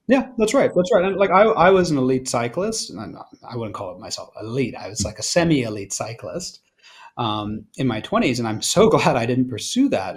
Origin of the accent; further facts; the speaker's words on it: Australia; I'm Australian